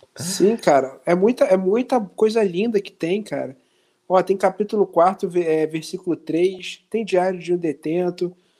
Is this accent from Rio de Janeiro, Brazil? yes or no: yes; Nova Iguaçu, Rio de Janeiro, Brazil; eu sou de Nova Iguaçu e sou preto